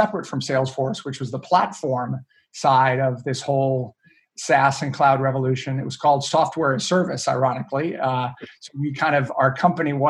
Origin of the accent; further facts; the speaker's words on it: Maine, United States; I grew up in up in Maine, a little town in the middle of on the coast in Maine, and my family moved me up when I was young